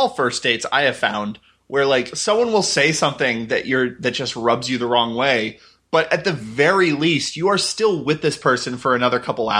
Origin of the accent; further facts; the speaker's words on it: Texas, United States; If I was to think I'm proud of growing up in Texas, which I'm not, I don't really have much civic pride of any kind because I moved around so much growing up